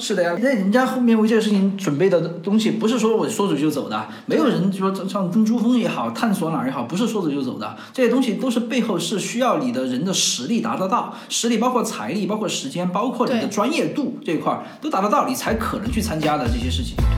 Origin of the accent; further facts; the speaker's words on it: China; 我们是中国人更多是唯物主义者